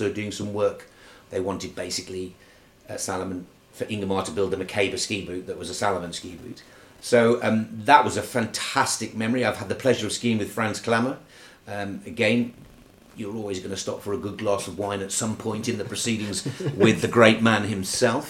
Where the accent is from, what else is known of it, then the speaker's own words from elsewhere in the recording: United Kingdom; as a ski racer, as a British ski racer